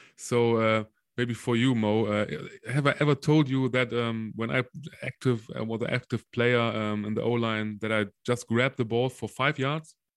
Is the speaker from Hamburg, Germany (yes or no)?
no; Solingen, North Rhine-Westphalia, Germany; playing for for solingen for for my hometown